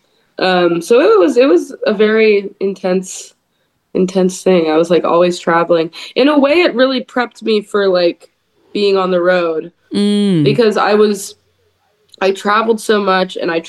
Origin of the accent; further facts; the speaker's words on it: the Bay Area, California, United States; also born or lived in Lake Tahoe; my hometown in the Bay Area